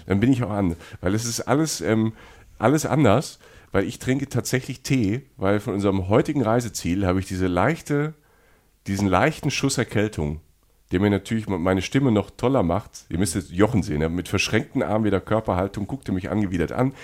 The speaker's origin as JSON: {"language": "German", "region": "Rhineland-Palatinate", "country": "Germany", "said": "wie ich als Pfälzer"}